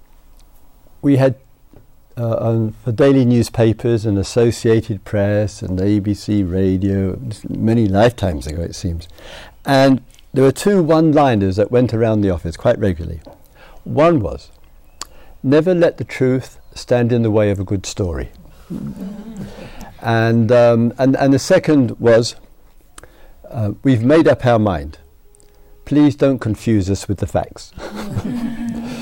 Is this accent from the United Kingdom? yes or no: yes; England, United Kingdom; being an Englishman, and being a small student of history and the use of the past, of memory